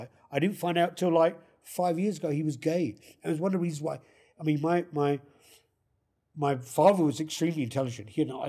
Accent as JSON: {"language": "English", "region": "London", "country": "United Kingdom", "tie": "born or raised there", "also_born_or_lived": "Kentish Town, London", "moved": "as an adult", "lives_now": "Calgary, Canada", "said": "I was brought up there in Southfields"}